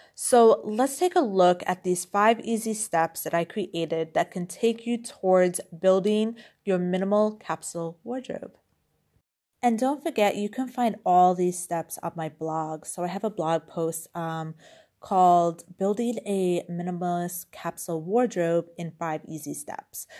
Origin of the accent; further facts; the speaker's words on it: New York, United States; now in Europe; I grew up in New York